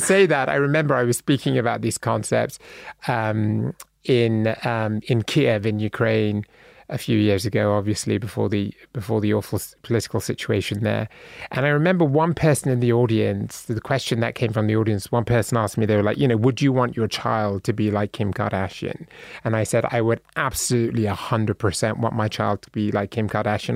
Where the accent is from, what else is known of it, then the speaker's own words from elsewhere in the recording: Bristol, South West England, United Kingdom; moved away as an adult; now in United States; I was born in a city called Bristol in England at Saint Michael's Hill Hospital, and then I was raised in Bristol.